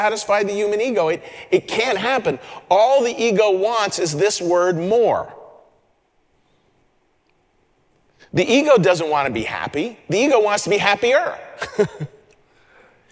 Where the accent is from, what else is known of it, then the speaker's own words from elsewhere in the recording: Western Pennsylvania, United States; I grew up in Western Pennsylvania